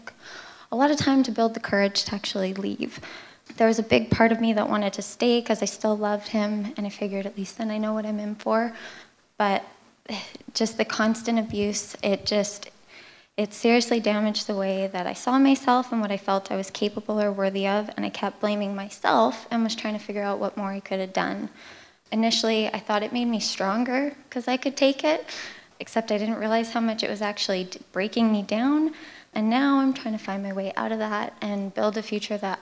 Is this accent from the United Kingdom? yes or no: no; Canada; I'm from Canada